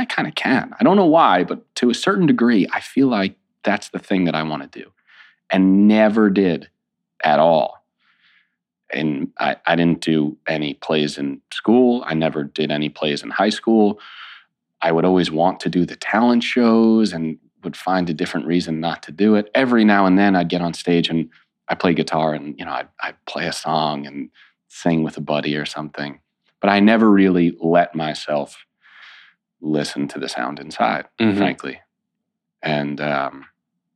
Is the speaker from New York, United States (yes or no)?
yes; New York City, New York, United States; I grew up in Brooklyn